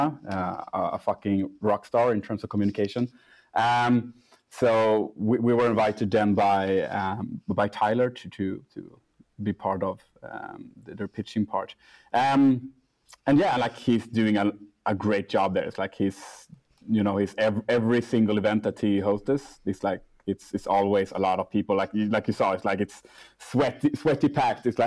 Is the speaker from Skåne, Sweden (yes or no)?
no; Gothenburg, Västra Götaland, Sweden; moved away as an adult; also born or lived in Cartagena, Colombia; now in Stockholm, Sweden; I'm raised in Gothenburg